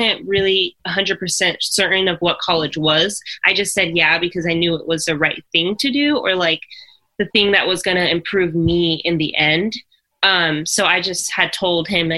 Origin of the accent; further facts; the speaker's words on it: near Boise, Idaho, United States; we would go to Boise State University. And so that was about 15, 20 minutes from my hometown